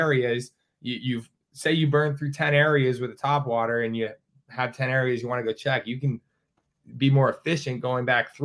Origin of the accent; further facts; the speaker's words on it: Finger Lakes, New York, United States; I grew up on the Finger Lakes